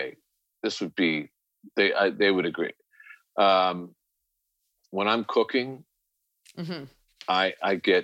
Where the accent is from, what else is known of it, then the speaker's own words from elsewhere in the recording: New York, United States; moved away as an adult; also born or lived in Connecticut; now in Los Angeles, United States; growing up in New York